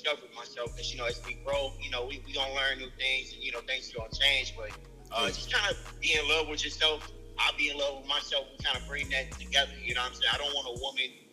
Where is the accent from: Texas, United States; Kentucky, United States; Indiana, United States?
Indiana, United States; Gary; I'm from Gary, Indiana.